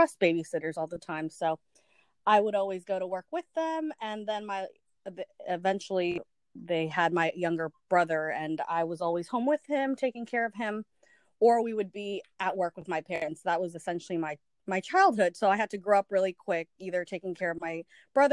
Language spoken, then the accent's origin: English; Arlington, Virginia, United States; also born or lived in El Salvador; I grew up in the Washington, D.C. area in a relatively known city now called Arlington, Virginia